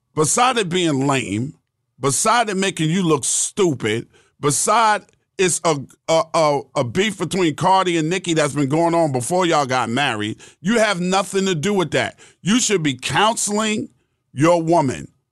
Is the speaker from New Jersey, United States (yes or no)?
no; New York City, New York, United States; I'm from Queens, bro. I'm from Queens. Born and raised in Queens, New York.